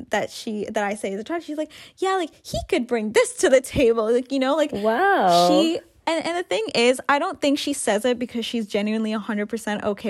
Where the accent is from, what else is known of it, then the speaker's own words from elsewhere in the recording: Canada; also born or lived in Africa / Sri Lanka (ancestry); growing up in Canada, growing up in a diverse environment